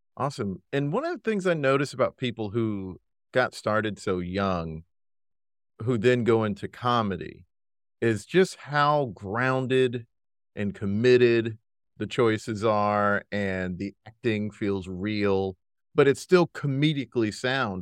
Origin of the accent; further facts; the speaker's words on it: South Carolina, United States; also born or lived in Brooklyn, New York; now in New York, United States; I'm currently in Brooklyn, New York, but I'm from South Carolina originally